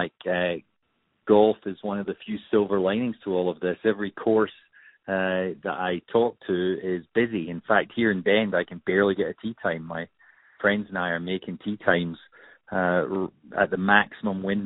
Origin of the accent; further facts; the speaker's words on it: Scot, Scotland, United Kingdom; being a Scot